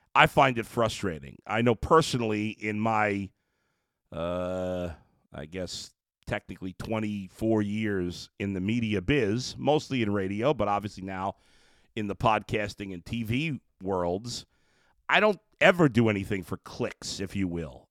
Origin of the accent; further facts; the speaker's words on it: New York, United States; I grew up in New York.